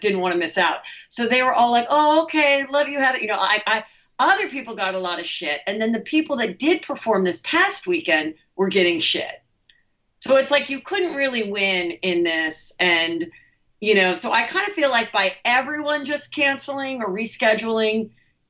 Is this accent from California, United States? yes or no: yes; the Valley, California, United States; I grew up here. I bought the house next to my parents.